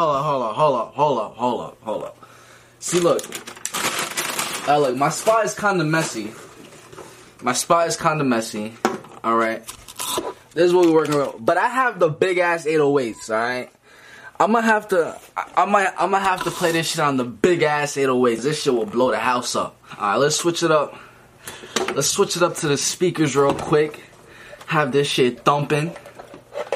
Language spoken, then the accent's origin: English; New York, United States; I'm from New York